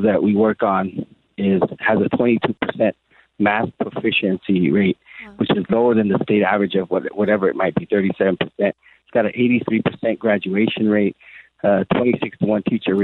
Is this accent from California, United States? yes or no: yes; National City, California, United States; growing up in Paradise Hills area, National City area